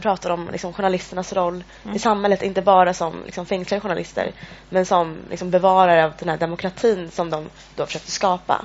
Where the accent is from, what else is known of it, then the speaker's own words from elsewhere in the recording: Eritrea; now in Sweden; jag kommer från Eritrea